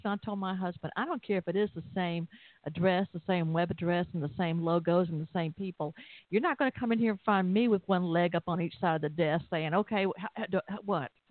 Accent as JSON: {"language": "English", "town": "Atlanta", "region": "Georgia", "country": "United States", "said": "I'm from Atlanta"}